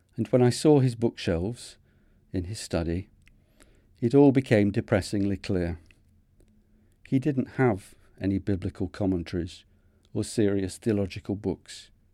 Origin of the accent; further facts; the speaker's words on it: Manchester, North West England, United Kingdom; accent: Manchester; my Manchester accent